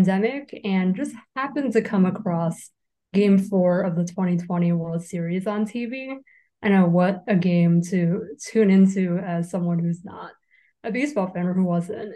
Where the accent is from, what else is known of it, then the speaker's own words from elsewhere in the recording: New York, United States; a born and raised lifelong New Yorker